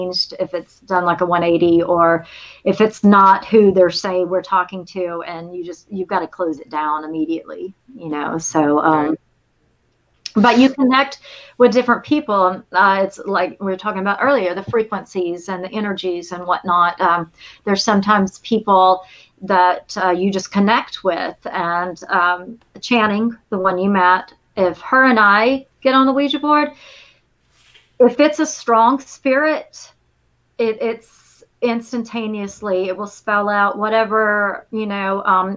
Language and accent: English; Lamesa, Texas, United States; moved away; I grew up in La Mesa, which I think 3 hours from it. It's definitely West Texas up there.